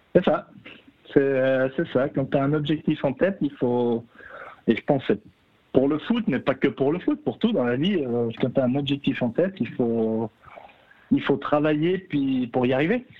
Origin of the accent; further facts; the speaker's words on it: Jura, Switzerland; en tant que jurassien